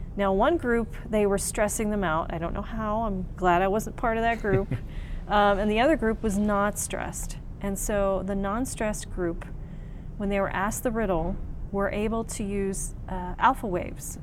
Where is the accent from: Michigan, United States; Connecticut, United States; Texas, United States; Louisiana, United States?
Texas, United States; also born or lived in Pennsylvania; now in New Mexico, United States; I was born here, but we only lived here like six months. And then my parents moved me to Texas. So everybody's like, oh, Texas, I'm sure. Um, but yeah, I grew up in Texas and then I lived in Pennsylvania for 18 years.